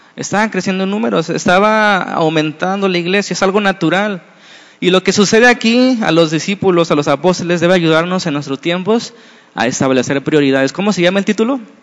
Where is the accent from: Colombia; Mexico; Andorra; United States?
Mexico; como somos los mexicanos